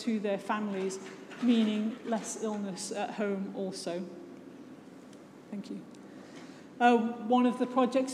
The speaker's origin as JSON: {"language": "English", "area": "just outside of Liverpool", "region": "North West England", "country": "United Kingdom", "tie": "born or raised there", "said": "I was born just outside of Liverpool. I grew up there"}